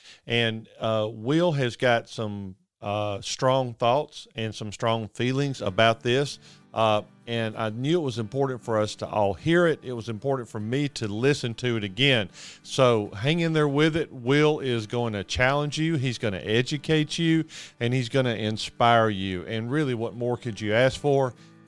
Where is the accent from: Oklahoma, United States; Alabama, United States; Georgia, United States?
Alabama, United States; Huntsville; here in my hometown of Huntsville, Alabama